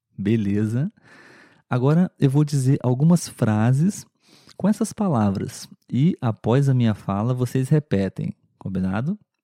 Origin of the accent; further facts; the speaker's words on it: Brazil; pelo menos aqui no Brasil. A verdade é que é muito difícil eliminar o nosso sotaque